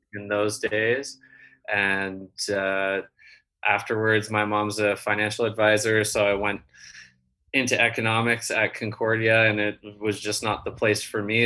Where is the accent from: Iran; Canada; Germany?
Canada; also born or lived in San Diego; I'm Canadian